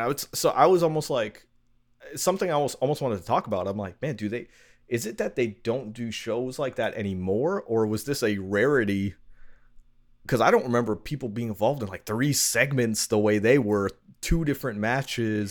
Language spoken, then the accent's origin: English; New York, United States; I'm from New York